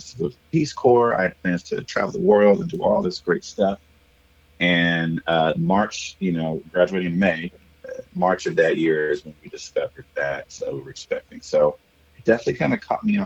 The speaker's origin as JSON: {"language": "English", "town": "Okmulgee", "region": "Oklahoma", "country": "United States", "tie": "born or raised there", "also_born_or_lived": "Norman, Oklahoma", "moved": "as an adult", "lives_now": "Austin, United States", "said": "I was born in a small little country town just south of Tulsa called Okmulgee. Yes, Okmulgee, O-K-M-U-L-G-E-E. I was born and raised there."}